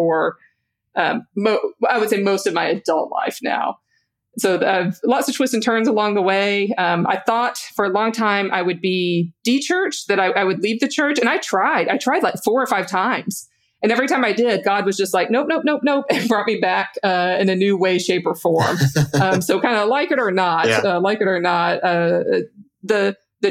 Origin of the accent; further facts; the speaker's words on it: Louisiana, United States; I grew up mainline Protestant in the South, in Louisiana.